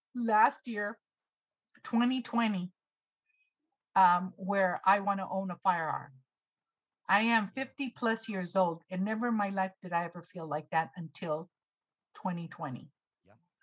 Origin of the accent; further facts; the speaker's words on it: Los Angeles County, California, United States; also born or lived in Orange County, California; I grew up in Los Angeles County. I now lived in Orange County for about 10 plus years